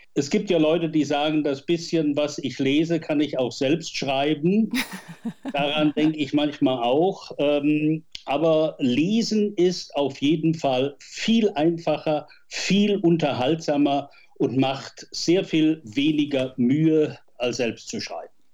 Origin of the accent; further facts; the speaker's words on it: Westerwald, Rhineland-Palatinate, Germany; moved away as an adult; also born or lived in Bonn; Ich stamme aus dem Westerwald